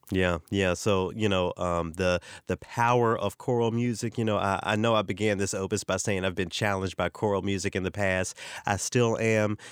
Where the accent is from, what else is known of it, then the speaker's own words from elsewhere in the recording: the South, United States; I come from the South where preachers drive Cadillacs